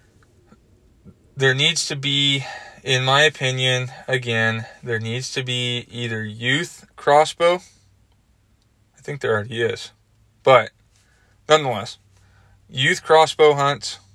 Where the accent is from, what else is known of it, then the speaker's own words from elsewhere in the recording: Washington, United States; now in Arizona, United States; When I was growing up in Washington State